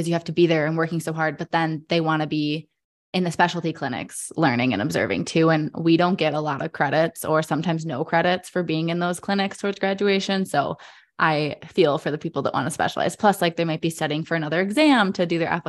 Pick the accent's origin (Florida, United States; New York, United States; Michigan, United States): Michigan, United States; since I'm from Michigan and is in-state tuition